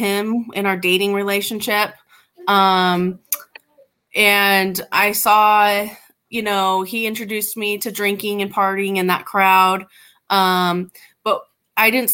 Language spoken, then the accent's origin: English; Southern California, United States; I grew up in Southern California in a good neighborhood